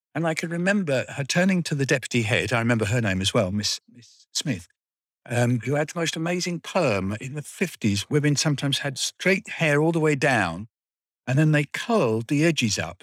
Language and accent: English; Wealdstone, London, United Kingdom; I went to Tyne Hall Nursery School in Wealdstone, then I went to Pillawood School, uh, from the age of about four till seven